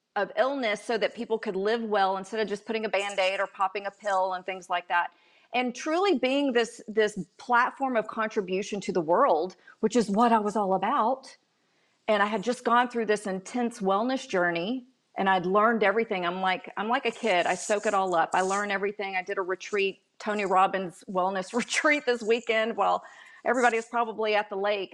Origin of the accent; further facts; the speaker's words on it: Dallas, Texas, United States; moved away; I grew up in Texas